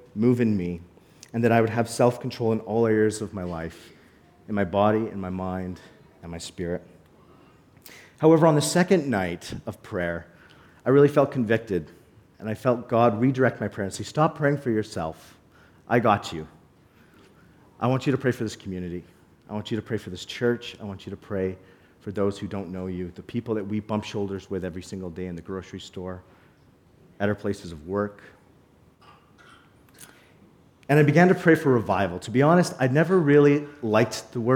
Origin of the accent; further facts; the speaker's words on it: Calgary, Alberta, Canada; now in Cold Lake, Canada; I grew up in Calgary, but I spent every summer coming to Cold Lake to visit my grandfather